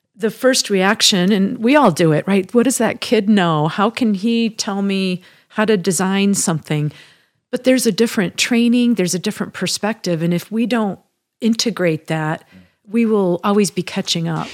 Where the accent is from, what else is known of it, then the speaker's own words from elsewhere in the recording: Midwest, United States; moved away as an adult; also born or lived in Chicago, United States / Michigan, United States; now in Colorado, United States; I'm a Midwesterner by, uh, upbringing and spent many years living in Chicago and Michigan